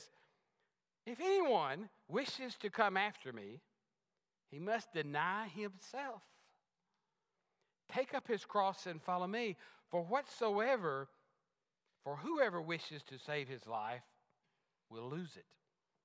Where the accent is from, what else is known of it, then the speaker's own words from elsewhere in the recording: Texas, United States; I was a Texan. I am a Texan.